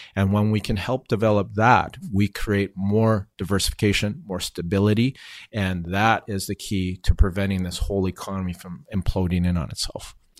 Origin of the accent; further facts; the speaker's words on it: Vancouver, British Columbia, Canada; I was born and raised here